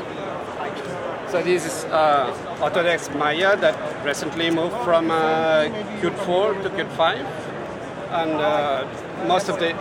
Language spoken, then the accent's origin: English; France; moved away as an adult; also born or lived in Oslo, Norway; now in Santa Clara, United States; I'm from France